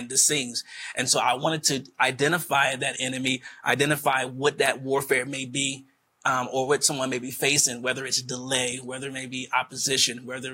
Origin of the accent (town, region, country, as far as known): Wilmington, Delaware, United States; born or raised there